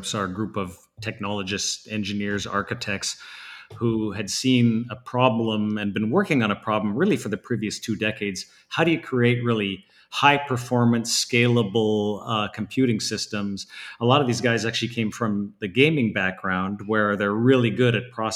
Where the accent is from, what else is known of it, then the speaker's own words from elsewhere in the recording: Northern Alberta, Canada; now in Bay Area, United States; I'm from Northern Alberta originally. I was surrounded by the oil industry back then